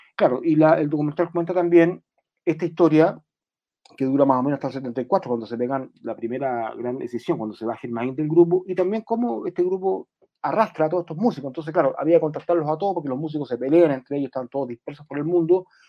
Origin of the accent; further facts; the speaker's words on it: Chile; nuestra identidad como, como, eh, chilenos